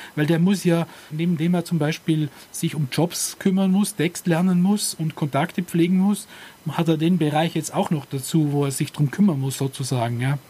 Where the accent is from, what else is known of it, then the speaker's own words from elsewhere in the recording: Austria; bei uns in Österreich